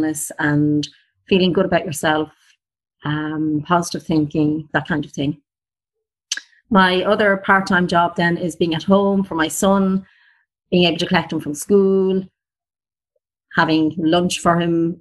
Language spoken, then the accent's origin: English; Ireland; I am from Ireland and I live in the countryside.